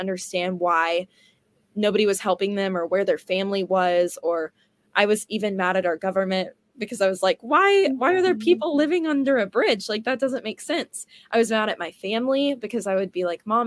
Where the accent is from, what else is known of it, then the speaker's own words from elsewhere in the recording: Houston, Texas, United States; also born or lived in Cypress, Texas; now in Dallas, United States; I'm from Houston, so I kind of came from a big city and another big city, and I went to the same private Christian school my whole life in Cyprus called Cyprus Christian